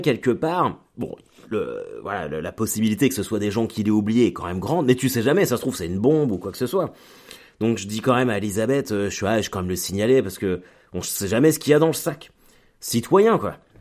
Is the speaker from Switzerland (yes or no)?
no; France; also born or lived in Caen; je suis français